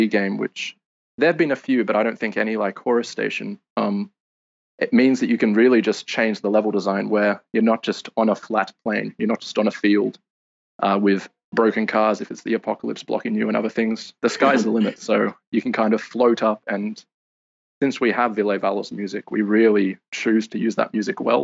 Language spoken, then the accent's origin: English; Sydney, New South Wales, Australia; moved away as an adult; also born or lived in London; I'm Australian, originally from Sydney.